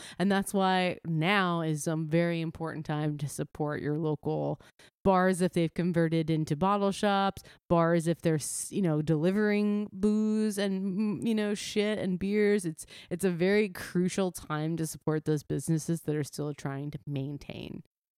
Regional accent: New Jersey, United States; Carton, my hometown brewery, 3 minutes from where I live, my parents' house, only delivering carton beer to New Jersey

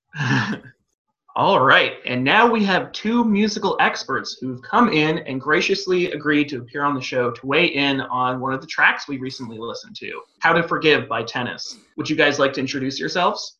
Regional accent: West Coast, United States; now in Oregon, United States; I'm from the West Coast

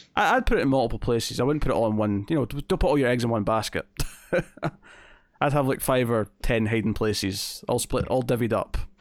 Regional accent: Scotland, United Kingdom; accent: Scottish

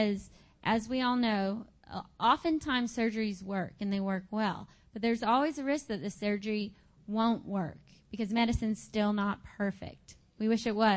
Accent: Arkansas, United States; I'm from Arkansas

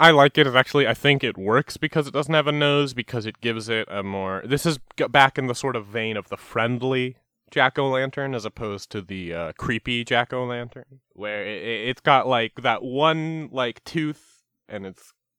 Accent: Canada; accent: Canadian; I'm from Canada, so you're gonna... the Canadian accent's tricky because I slip into Minnesota so easily.

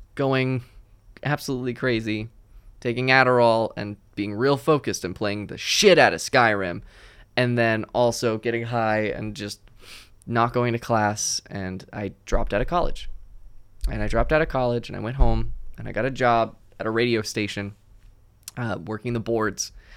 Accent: New Jersey, United States; I'm from New Jersey

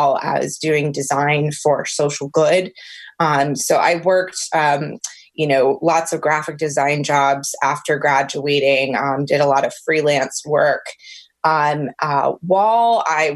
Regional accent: Alexandria, Virginia, United States; also born or lived in Richmond, Virginia / Washington, D.C. area; I am actually Virginia born and raised. I was born in Alexandria

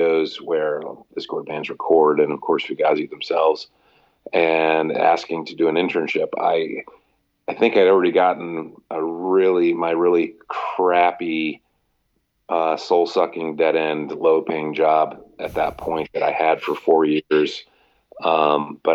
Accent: Lexington, Kentucky, United States; moved away as an adult; also born or lived in Ohio; now in Washington, D.C., United States; I'm from Lexington, so I was doing like tons of shifts after I graduated from college there.

